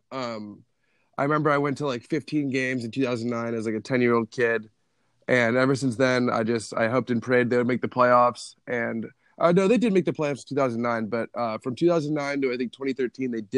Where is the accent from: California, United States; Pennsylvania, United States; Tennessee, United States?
California, United States; Los Angeles; also born or lived in Arizona; I'm from Woodland Hills, California, which is a suburb outside of Los Angeles